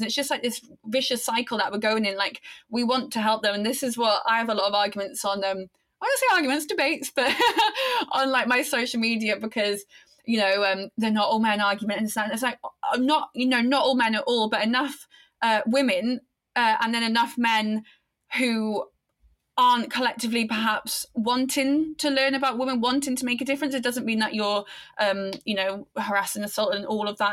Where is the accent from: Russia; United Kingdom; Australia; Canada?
United Kingdom; Aberystwyth, Wales; in this small town, Wales, where I grew up, Aberystwyth